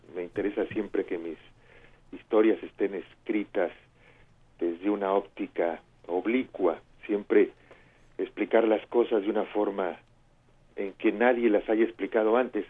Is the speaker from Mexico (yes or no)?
yes; Mexico; now in Barcelona, Spain; me siento un escritor mexicano